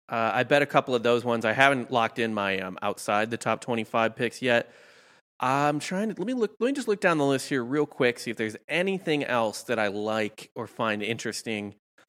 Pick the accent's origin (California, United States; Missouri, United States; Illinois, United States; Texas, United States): Missouri, United States; Like, if I just said I'm from Missouri.